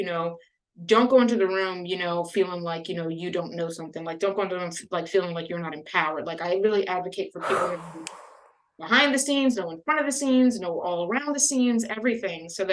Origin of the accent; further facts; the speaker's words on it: Louisiana, United States; I grew up in Louisiana